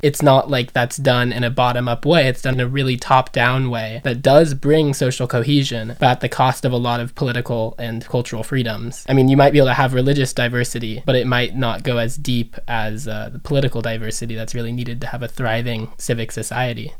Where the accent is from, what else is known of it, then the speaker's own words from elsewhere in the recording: United States; as an American, American Jew and Americans in general, we're very culturally monolingual nation